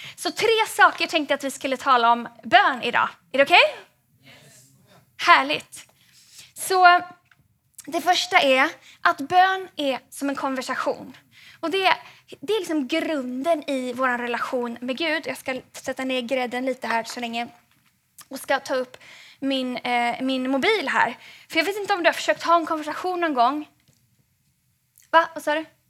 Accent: Gothenburg, Västra Götaland, Sweden; now in Stockholm, Sweden; jag är från Göteborg från början

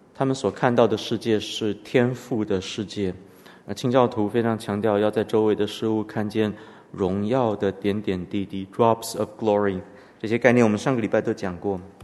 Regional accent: Canada; 我们从小在加拿大读的公立学校，后来我父母把我送到私立学校

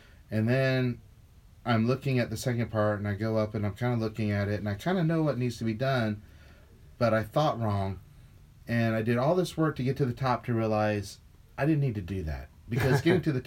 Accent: the South, United States; I'm from the South

